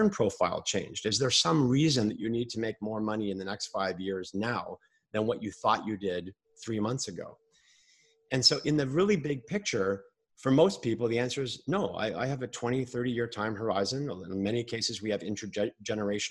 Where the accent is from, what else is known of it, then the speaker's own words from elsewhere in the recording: Montreal, Quebec, Canada; when I grew up in Montreal